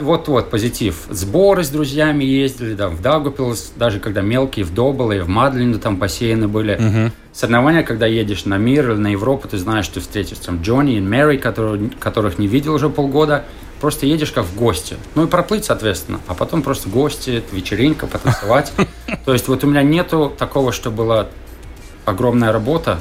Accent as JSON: {"language": "Russian", "town": "Riga", "country": "Latvia", "tie": "born or raised there", "also_born_or_lived": "California, United States", "moved": "as an adult", "lives_now": "Australia", "said": "Я родился в Риге так. в 73 году, и мама у меня плавала."}